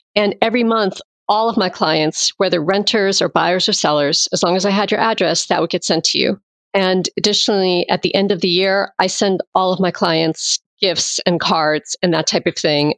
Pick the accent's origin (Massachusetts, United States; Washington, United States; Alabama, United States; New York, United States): Massachusetts, United States; moved away as an adult; now in Virginia, United States; I'm originally from Massachusetts. And I moved down here after I graduated